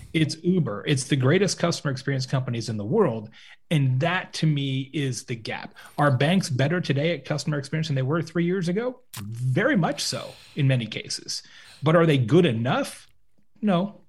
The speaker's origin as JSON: {"language": "English", "town": "Lake Havasu City", "region": "Arizona", "country": "United States", "tie": "born or raised there", "also_born_or_lived": "Tucson, Arizona", "said": "I grew up in Lake Havasu City, Arizona, which is on the Arizona-California border, small town in the desert"}